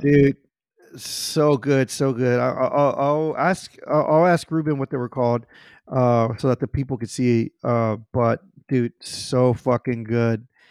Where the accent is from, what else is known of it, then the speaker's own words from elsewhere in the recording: Houston, Texas, United States; I grew up in the Heights in Houston